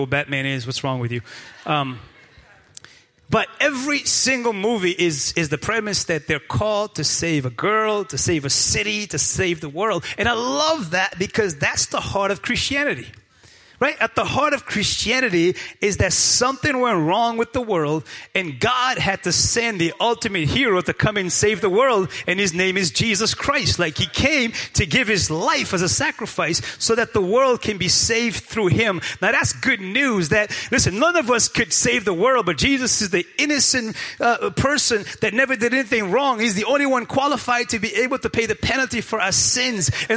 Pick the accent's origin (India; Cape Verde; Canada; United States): Cape Verde; Praia, Santiago; moved away; I was born and raised in Cape Verde Islands, in the best island of all the 10. I was born and raised in Praia Santiago.